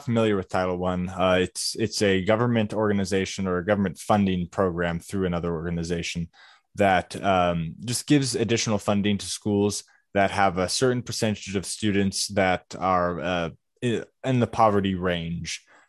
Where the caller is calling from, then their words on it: Lubbock, Texas, United States; I'm calling in from Lubbock, Texas, out in the middle of the Dust Bowl.